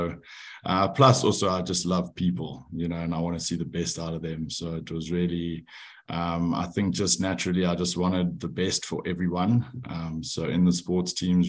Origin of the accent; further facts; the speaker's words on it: Johannesburg, Gauteng, South Africa; also born or lived in France; I'm from Johannesburg, South Africa, but I moved out of home to pursue rugby when I was 18